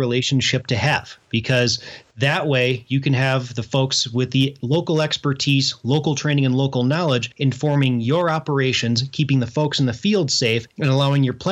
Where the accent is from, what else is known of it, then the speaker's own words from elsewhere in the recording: Midwest, United States; now in Colorado, United States; When I was growing up in the Midwest